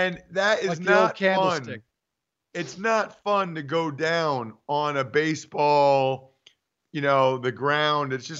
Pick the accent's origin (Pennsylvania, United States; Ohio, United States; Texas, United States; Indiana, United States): Pennsylvania, United States; Wyomissing; my hometown of Wyomissing, Pennsylvania